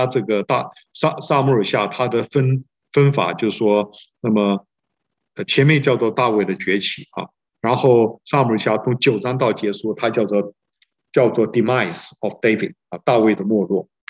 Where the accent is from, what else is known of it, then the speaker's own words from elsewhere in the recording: China; 我们中国人说啊，中国人的这个政治学叫做内圣外王